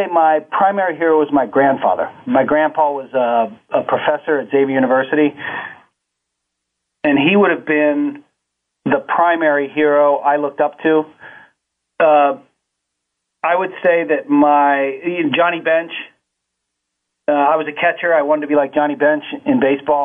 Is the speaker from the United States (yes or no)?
yes; Cincinnati, Ohio, United States; I grew up on the west side of Cincinnati in Price Hill.